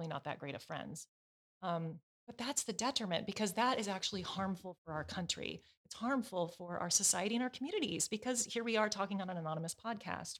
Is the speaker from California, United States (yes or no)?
no; Portland, Oregon, United States; I'm from Portland